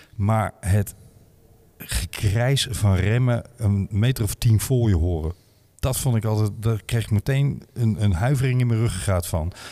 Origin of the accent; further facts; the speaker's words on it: Mook, Limburg, Netherlands; ik ben geboren in Mook